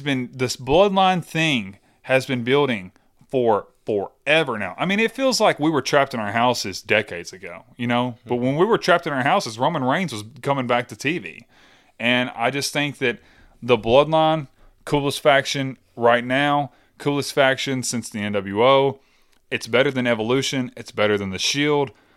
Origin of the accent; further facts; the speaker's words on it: the South, United States; I grew up in the South